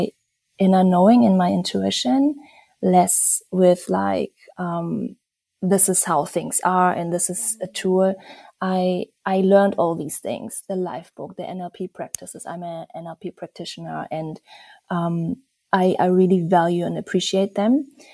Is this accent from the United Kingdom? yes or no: no; Germany; also born or lived in Bali, Indonesia / Berlin, Germany; I'm originally from Germany, and I'm also half Indonesian, and I live a Bali, Berlin kind of life